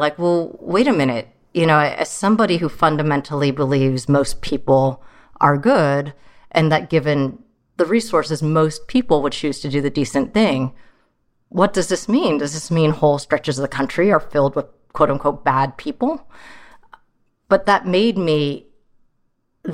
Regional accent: San Jose, California, United States; also born or lived in Troy, Michigan; growing up in San Jose was like a very different situation than it is now.

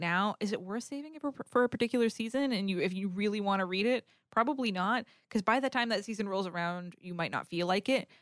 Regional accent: New England, United States; I grew up in New England, so it's wicked cold and snowy

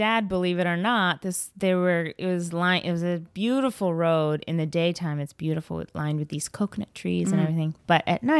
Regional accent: Bangalore, Karnataka, India; born there; my uncle lives in this, like, gorgeous place in Bangalore. That's where I was born. I was born in Bangalore.

